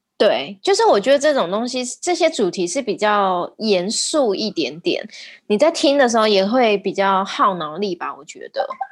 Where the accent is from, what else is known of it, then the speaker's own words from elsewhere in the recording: Taiwan; 我们台湾人也很可怜